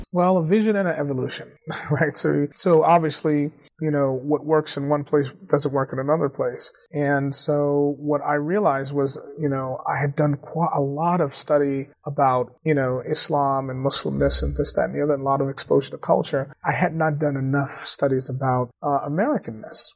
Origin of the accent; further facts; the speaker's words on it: Atlanta, Georgia, United States; moved away as an adult; also born or lived in DeKalb County, Georgia; now in Cambridge, United States; born and raised in Atlanta. I grew up uh, two blocks or three blocks from Morehouse College in Atwood Street.